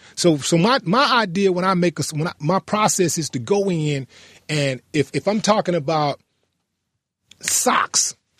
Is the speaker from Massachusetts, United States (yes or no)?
no; Houston, Texas, United States; we're both from Fifth Ward